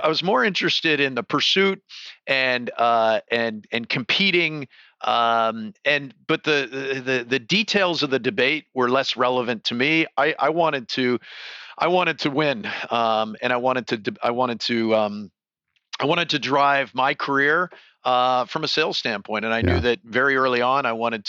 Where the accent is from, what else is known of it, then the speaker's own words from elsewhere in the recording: Toronto, Ontario, Canada; moved away as an adult; now in California, United States; So I grew up in Toronto, downtown Toronto.